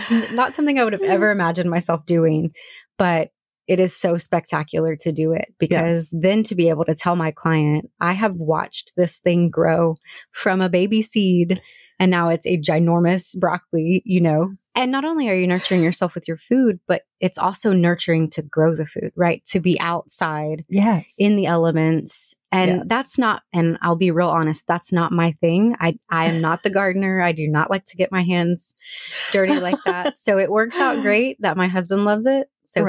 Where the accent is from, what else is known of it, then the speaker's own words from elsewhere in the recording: Houston, Texas, United States; moved away as an adult; Nope. Okay. I'm from Houston. Moved here with my husband. Well, my husband was here. So I met him 19 years ago in Houston.